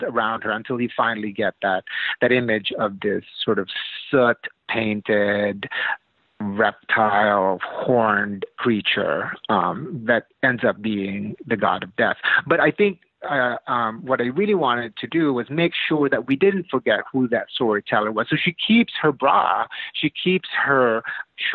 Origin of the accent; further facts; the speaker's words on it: Philippines; moved away; I'm from the Philippines originally. I'm an immigrant.